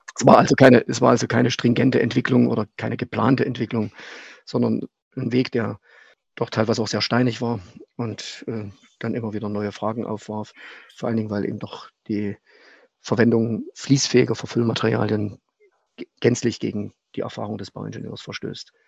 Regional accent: Leipzig, Saxony, Germany; moved away as an adult; Ich bin gebürtiger Leipziger

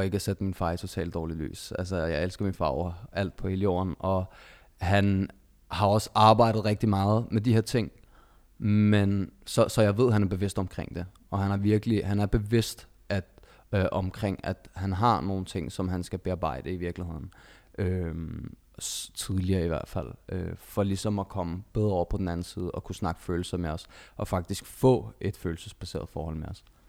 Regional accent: Denmark; født og opvokset i Danmark

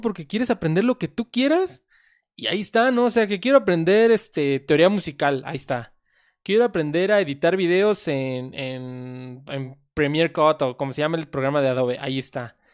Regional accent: Mexico; somos de México

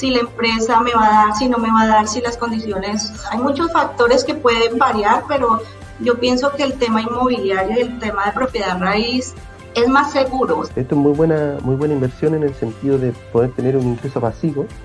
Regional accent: provinces outside Santiago, Chile; yo no soy de Santiago, yo soy de provincia

